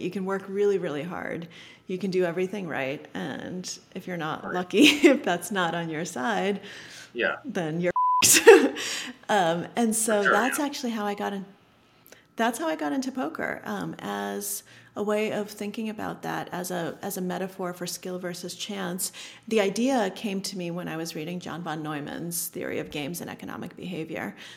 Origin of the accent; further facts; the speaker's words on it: Boston suburbs, New England, Massachusetts, United States; English is a second language; I grew up in New England, um, in the Boston suburbs.